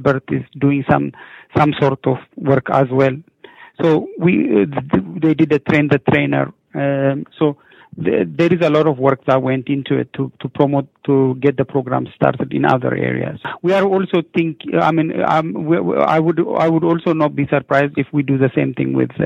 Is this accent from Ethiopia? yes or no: yes; Ethiopia; moved away as an adult; now in Regina, Canada; I'm from Ethiopia